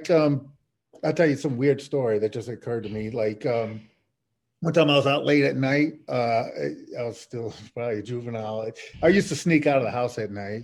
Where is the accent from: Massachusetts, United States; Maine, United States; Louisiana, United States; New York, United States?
Louisiana, United States; New Orleans; I grew up in Algiers, which is a section of New Orleans.